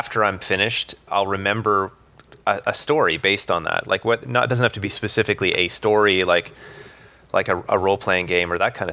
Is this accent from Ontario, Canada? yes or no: yes; Ottawa, Ontario, Canada; I'm from Ottawa, Canada